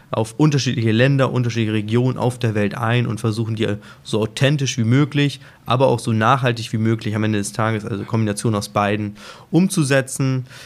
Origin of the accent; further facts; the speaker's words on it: Hamburg, Germany; früher hätte ich immer Festland, wie gesagt, ich bin Hamburger Jung